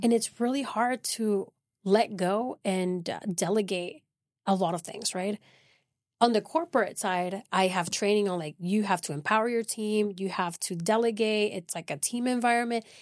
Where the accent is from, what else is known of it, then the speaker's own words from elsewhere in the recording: Venezuela; moved away as an adult; now in Midland, United States; I'm originally from South America, Venezuela, and I came to Midland twenty nineteen through oil and gas